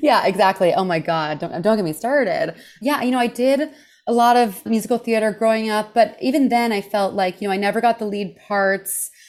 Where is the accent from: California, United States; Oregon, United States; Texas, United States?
Texas, United States; Houston; moved away; also born or lived in New York City; I grew up in Houston, Texas